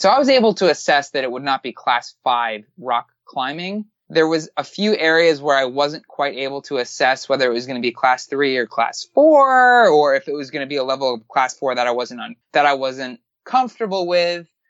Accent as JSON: {"language": "English", "town": "Miami", "region": "Florida", "country": "United States", "said": "I'm from Miami"}